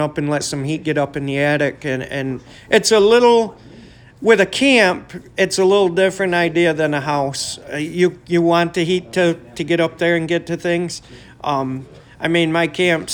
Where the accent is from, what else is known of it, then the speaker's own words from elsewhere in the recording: Camden, New York, United States; I was born and raised in Camden